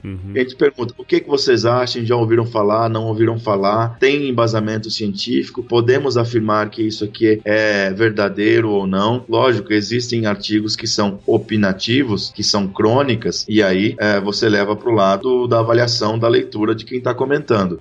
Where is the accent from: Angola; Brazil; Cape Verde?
Brazil; São Luís do Paraitinga, São Paulo; accent: caipira; do interior de São Paulo, uma cidadezinha chamada São Luís do Paraitinga